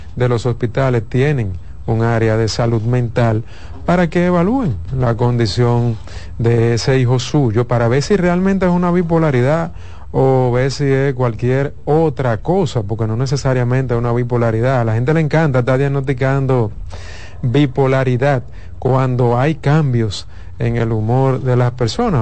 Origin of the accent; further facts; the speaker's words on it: Dominican Republic; nosotros dominicanos